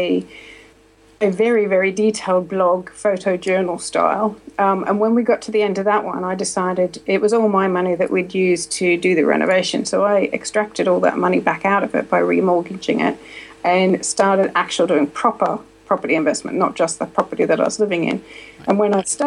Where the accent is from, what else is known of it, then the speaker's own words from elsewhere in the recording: Australia; moved away as an adult; now in United Kingdom; I'm from Australia. I left Australia when I was 23.